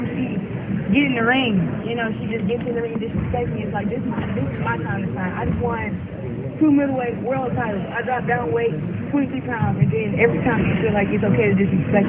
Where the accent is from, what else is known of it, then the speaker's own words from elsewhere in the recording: Flint, Michigan, United States; I am Flint. Michigan lives deep down inside of me